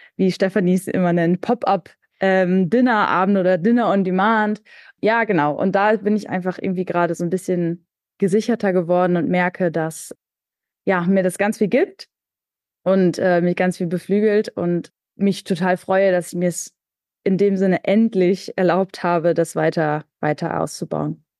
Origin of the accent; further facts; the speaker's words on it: Münster, North Rhine-Westphalia, Germany; ich komme auch aus Münster gebürtig